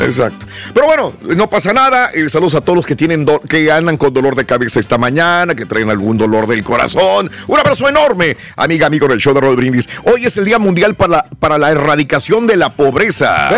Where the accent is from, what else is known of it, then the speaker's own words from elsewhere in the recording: Matamoros, Tamaulipas, Mexico; now in United States; yo soy de Matamoros, Tamaulipas